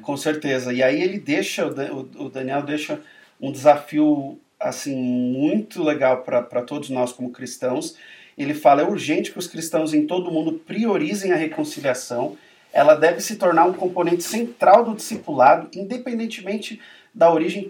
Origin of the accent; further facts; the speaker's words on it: Brazil; a gente como brasileiro vai honrar o nosso país